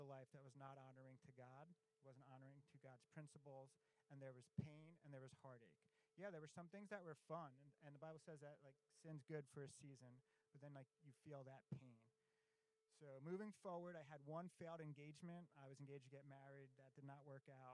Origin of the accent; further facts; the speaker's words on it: Long Island, New York, United States; I grew up in Long Island, New York